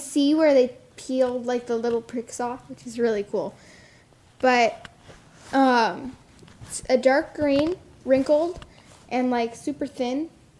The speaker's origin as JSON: {"language": "English", "region": "Arizona", "country": "United States", "said": "But I'm from Arizona. It's hot here. Sedona... Up in the mountains."}